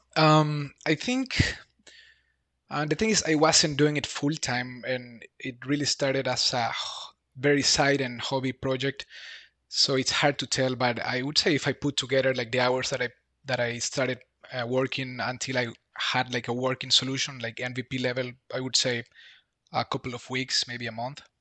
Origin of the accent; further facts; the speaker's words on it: Bolivia; moved away as an adult; now in Berlin, Germany; I'm from Bolivia. I live in Berlin, Germany for five years now.